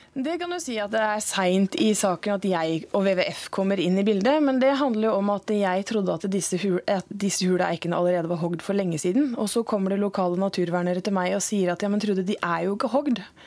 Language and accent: Norwegian; Andebu, Vestfold, Norway; Jeg er jo fra Høyord i Andebu i Vestfold, og da har jeg en stavkirke